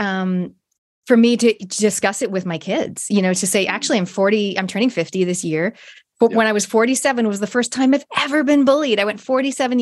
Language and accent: English; Toronto, Ontario, Canada; I grew up in Canada, Toronto.